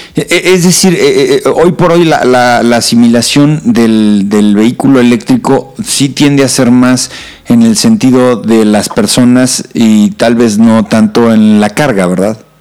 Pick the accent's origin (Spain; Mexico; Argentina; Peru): Mexico